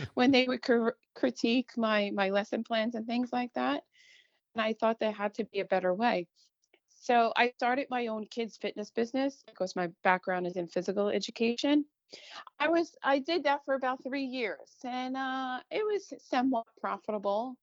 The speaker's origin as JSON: {"language": "English", "area": "Long Island", "region": "New York", "country": "United States", "tie": "born or raised there", "said": "I grew up on Long Island, a typical middle class neighborhood"}